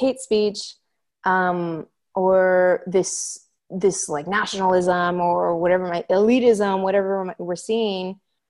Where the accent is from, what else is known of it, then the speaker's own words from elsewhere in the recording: Oregon, United States; I'm Mexican American and Jewish, and growing up in Oregon, in a rural Oregon community